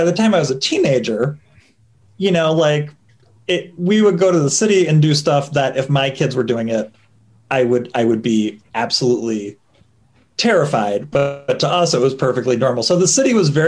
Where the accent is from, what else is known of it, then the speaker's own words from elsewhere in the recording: Glencoe, Illinois, United States; I am from Glencoe, Illinois, which is kind of the general area where John Hughes movies are set